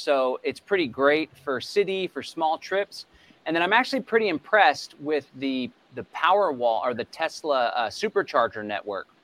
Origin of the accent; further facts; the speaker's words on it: Bastrop County, Texas, United States; I hail from Bastrop County, Texas